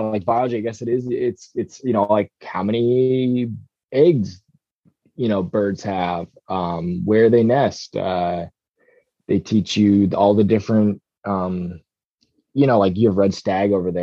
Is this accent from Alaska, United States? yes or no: yes; Petersburg, Alaska, United States; also born or lived in Norway; I grew up hunting in Petersburg in Southeast Alaska